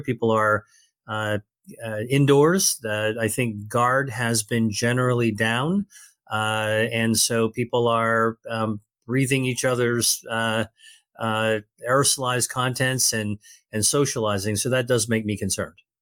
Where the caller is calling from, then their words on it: Massachusetts, United States; I'm calling from Massachusetts, just outside of Boston